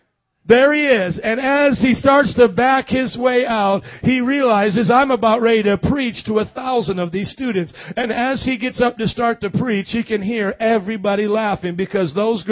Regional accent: Midwest, United States; I was born and raised in the Midwest, never spent more than a week in the South except on vacation with my family, and I am preaching with a Southern accent.

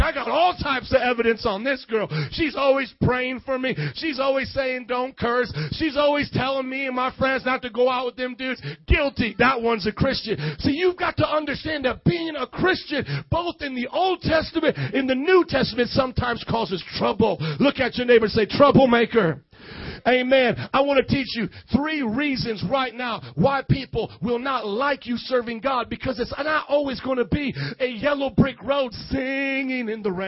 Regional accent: Fort Wayne, Indiana, United States; moved away as an adult; now in Chicago, United States; I was a gringo from Fort Wayne, Indiana with the cornfields

